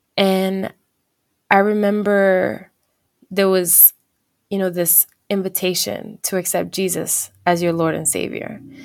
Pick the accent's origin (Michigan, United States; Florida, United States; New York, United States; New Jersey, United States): New Jersey, United States; moved away as an adult; now in California, United States; we end up moving to California together 'cause we're from New Jersey